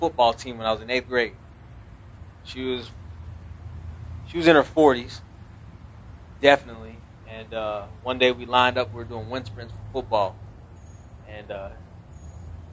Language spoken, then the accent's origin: English; New Mexico, United States; moved away; I'm from New Mexico. 505 stand up.